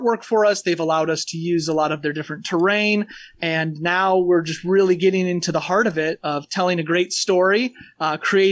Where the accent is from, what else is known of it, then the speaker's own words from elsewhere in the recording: Porter, Indiana, United States; also born or lived in Valparaiso, Indiana / Minneapolis, Minnesota; I'm a Porter native. I was born in Valpo and lived in Porter almost my entire life.